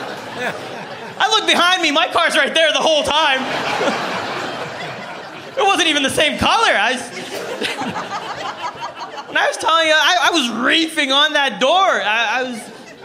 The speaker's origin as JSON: {"language": "English", "town": "Toronto", "region": "Ontario", "country": "Canada", "said": "I'm from Scarborough"}